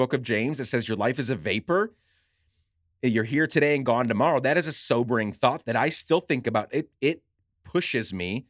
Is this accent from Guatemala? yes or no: yes; Guatemala; now in Minneapolis, United States; And I grew up in Guatemala. I had no home.